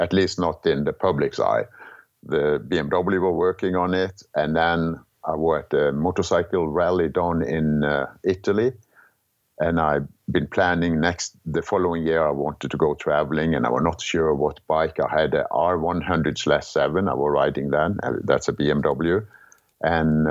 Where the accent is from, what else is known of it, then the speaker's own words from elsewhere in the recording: Kristiansand, Agder, Norway; English is a second language; moved away as an adult; growing up in Norway